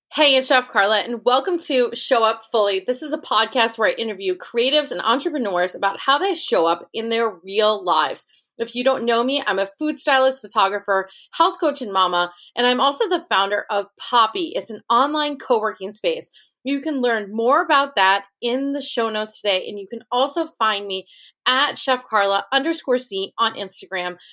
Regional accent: Rochester, New York, United States; Rochester, New York, which is my hometown

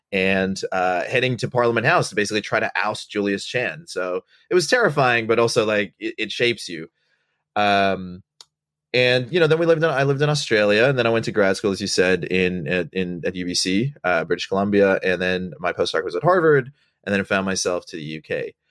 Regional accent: Botswana; also born or lived in Sri Lanka; I, my family's from Sri Lanka, uh, and I was born there, and I left when I was uh, two years old. And we grew up in Bot. I grew up in Botswana

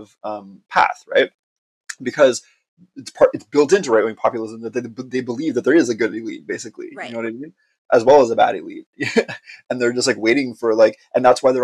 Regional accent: Montreal, Quebec, Canada; I'm from Montreal. Like, I'm like a communist from Montreal

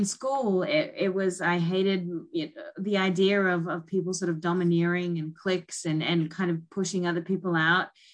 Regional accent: North Queensland, Australia; moved away as an adult; also born or lived in Sydney, Australia; now in New York, United States; I was born in North Queensland

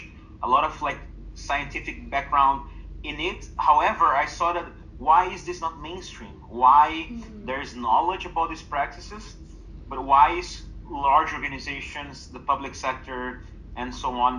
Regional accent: Brazil; my home country

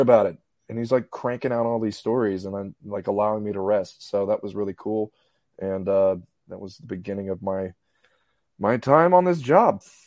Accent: Houston, Texas, United States; moved away as an adult; also born or lived in Little Rock / Birmingham; I'm from Clear Lake, born, raised here

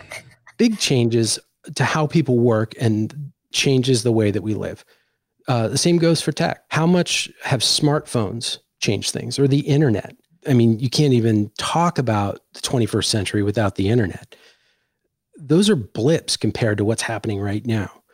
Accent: Washington, District of Columbia, United States; moved away as an adult; also born or lived in Ohio; I grew up in Washington, D C

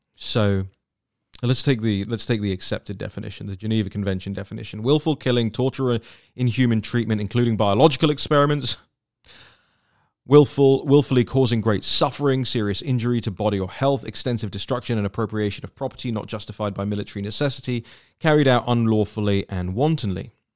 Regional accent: United Kingdom; I, as a Brit

